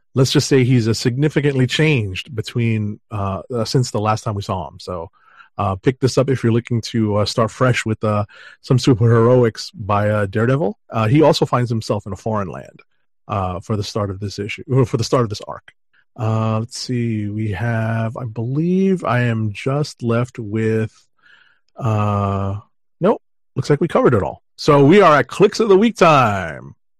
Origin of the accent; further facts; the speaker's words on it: New York, United States; as a New Yorker, um, I'm basically commuting to the con every day